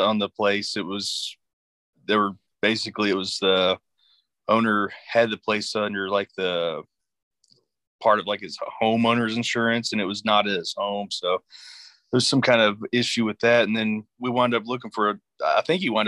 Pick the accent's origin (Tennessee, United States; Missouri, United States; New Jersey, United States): Tennessee, United States; East; also born or lived in Kingsport, Tennessee; I'm from East Tennessee